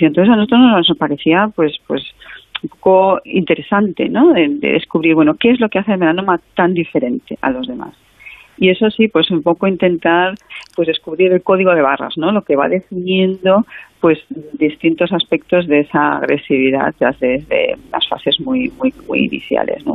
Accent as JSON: {"language": "Spanish", "town": "A Coruña", "region": "Galicia", "country": "Spain", "said": "si yo soy gallega y mm. de playa, bueno, de playa que de, zona de mar, eh, la Coruña"}